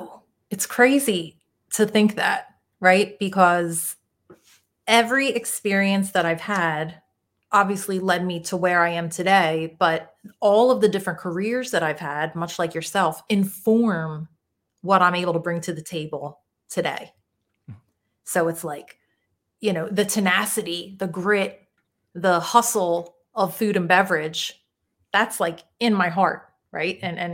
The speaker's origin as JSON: {"language": "English", "town": "Philadelphia", "region": "Pennsylvania", "country": "United States", "said": "I am originally from Northeast Philadelphia."}